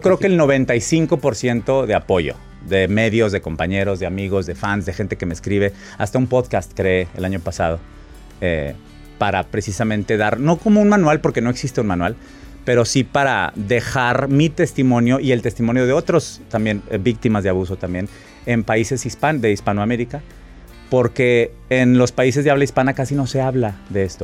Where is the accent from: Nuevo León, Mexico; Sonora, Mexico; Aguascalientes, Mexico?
Nuevo León, Mexico; Monterrey; moved away as an adult; also born or lived in New York; Aparte soy nacido en mayo, soy de Monterrey, la Sierra Madre.